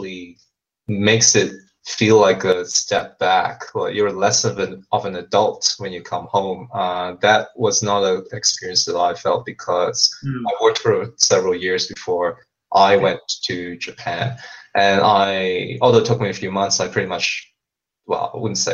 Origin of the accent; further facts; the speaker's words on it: Australia; Australia, we have our politician, like Pauline Hanson